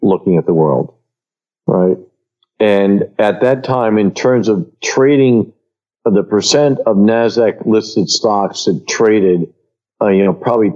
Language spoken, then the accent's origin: English; New York City, New York, United States; I was born in Queens